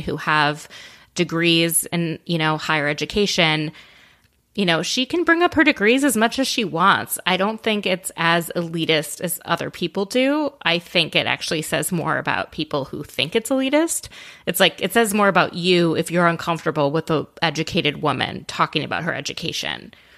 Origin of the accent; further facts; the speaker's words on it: Minnesota, United States; as a Minnesotan myself